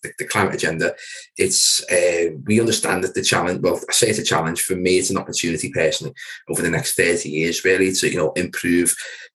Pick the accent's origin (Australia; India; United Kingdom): United Kingdom; Wirral, Merseyside, North West England; based predominantly in the Will, which is a part of Merseyside. So guys, if you can tell by my accent, yes, I'm a local guy